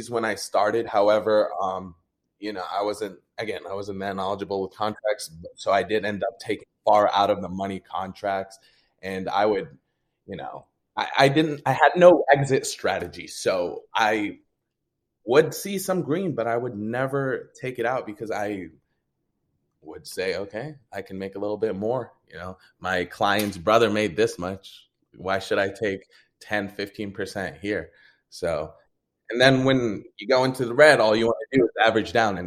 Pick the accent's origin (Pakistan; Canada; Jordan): Jordan; now in United States; I'm from Jordan. So my background wasn't wealthy at all. Like it's a third world country. And when we finally moved here to the U.S.